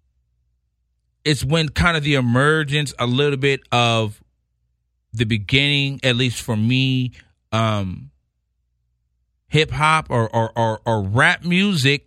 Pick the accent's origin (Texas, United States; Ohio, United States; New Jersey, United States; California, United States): California, United States; Rowland Heights; also born or lived in Los Angeles; I grew up in Rolling Heights, California, a little town, maybe 30 minutes from L.A.